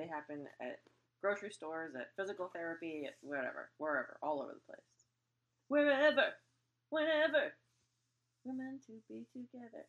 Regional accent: Parkland, Florida, United States; now in Los Angeles, United States; My hometown, Parkland, Florida

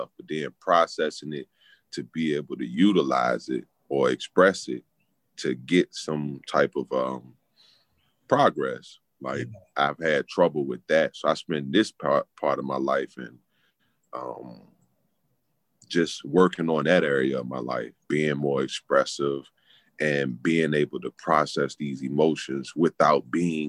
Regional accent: Richmond, Virginia, United States; we grew up with in Richmond, Virginia

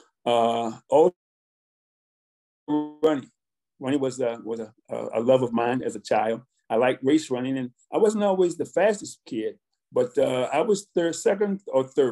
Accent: Richmond, Virginia, United States; I was born in Richmond, Virginia, to two very loving and disciplinarian parents

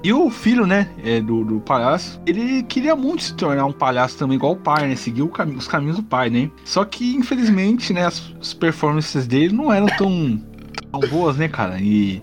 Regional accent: Santo André, São Paulo, Brazil; sou de Santo André, né, ABC Paulista

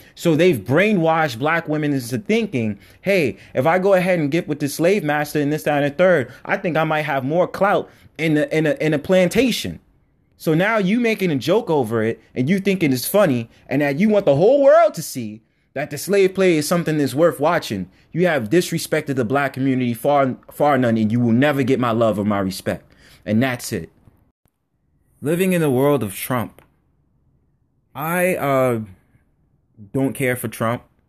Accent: United States; I was just born on American soil

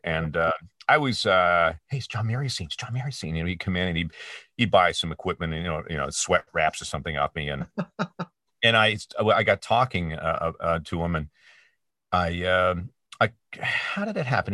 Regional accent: Peterborough, Ontario, Canada; i was working at a pro shop at the ymca in my hometown of peterborough ontario canada

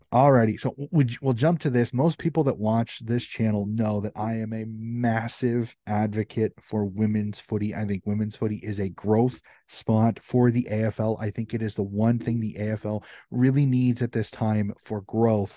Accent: United States; as an American

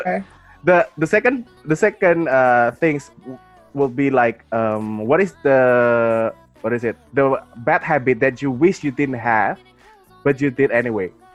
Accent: Jakarta, Indonesia; I'm from Indonesia. I'm from Jakarta, Indonesia.

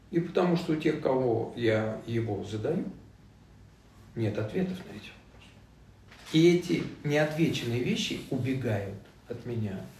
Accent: Vietnam; born there; я родился во Вьетнаме в 62 году

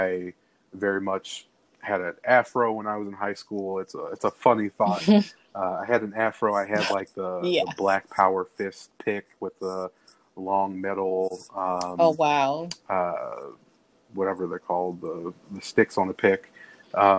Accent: Chicago, Illinois, United States; born or raised there

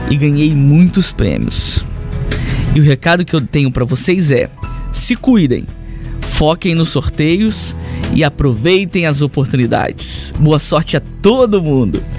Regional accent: Linhares, Espírito Santo, Brazil; eu sou de Linhares.

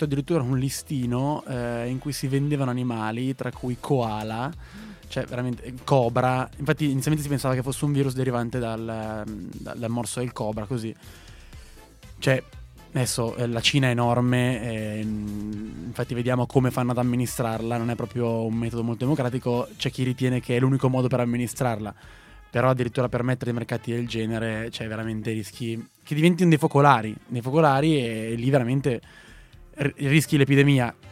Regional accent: Abruzzo, Italy; Io abruzzese sopravvissuto al virus

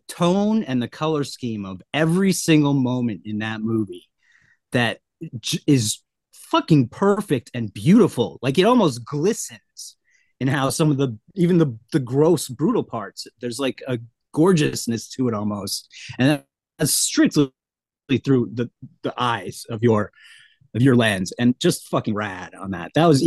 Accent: Vermont, United States; I grew up in Vermont on a farm

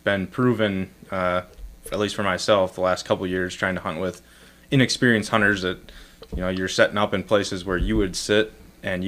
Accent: Minnesota, United States; I grew up in Minnesota, but, you know, Dad grew up in Northern Illinois

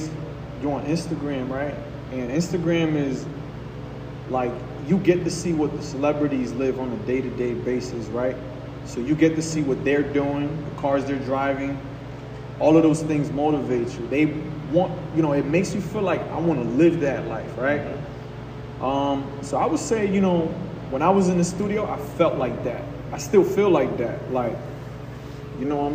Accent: Hartford, Connecticut, United States; also born or lived in Puerto Rico; I'm an artist, independent artist out of Hartford, Connecticut

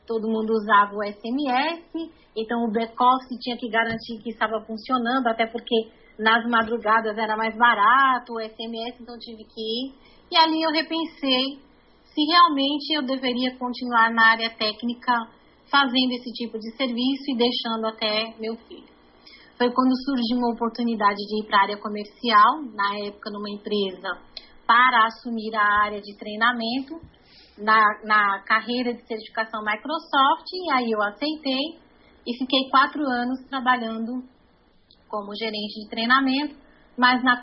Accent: São Paulo, Brazil; moved away as an adult; also born or lived in Minas Gerais; now in Recife, Brazil; É, não conheço Minas, porque nasci, depois a gente voltou para São Paulo e passei a minha infância inteira em São Paulo. É, eu vim para cá, para Recife, em, 2000, em 97, numa, férias.

